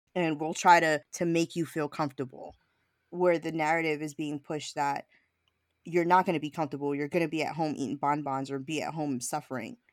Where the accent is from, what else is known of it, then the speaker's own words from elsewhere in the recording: New York City, New York, United States; I was born and raised in Brooklyn